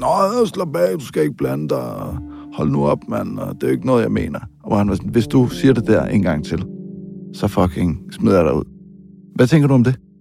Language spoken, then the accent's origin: Danish; Denmark; her hjemme i Danmark